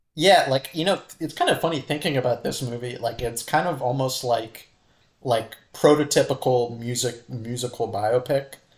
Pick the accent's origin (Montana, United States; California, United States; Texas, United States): California, United States; Santa Cruz; Santa Cruz, California, my hometown